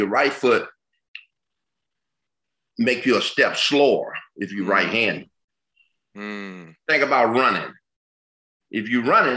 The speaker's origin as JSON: {"language": "English", "town": "Detroit", "region": "Michigan", "country": "United States", "said": "Detroit. I come from Detroit, east side of Detroit"}